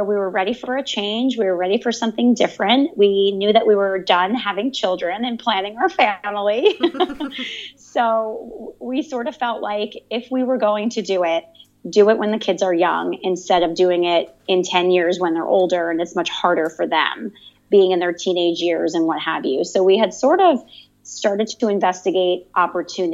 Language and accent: English; Howell, New Jersey, United States; moved away as an adult; now in Barcelona, Spain; I'm originally from New Jersey, a place called the Jersey Shore. More specifically, the town is Howell